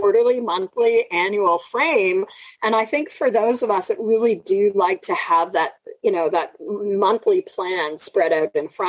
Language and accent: English; Toronto, Ontario, Canada; I'm from Toronto